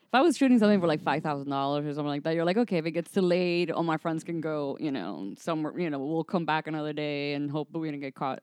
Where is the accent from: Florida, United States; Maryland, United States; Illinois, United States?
Florida, United States; Miami; moved away as an adult; also born or lived in Atlanta; now in Los Angeles, United States; I'm from Miami